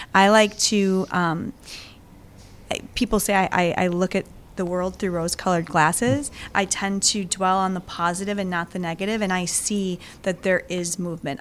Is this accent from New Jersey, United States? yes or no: no; Greenfield, Wisconsin, United States; also born or lived in Milwaukee, Wisconsin / Elgin, Illinois / Los Angeles, California; I grew up in Greenfield, went to high school at Greenfield High School, and then went to college at UWM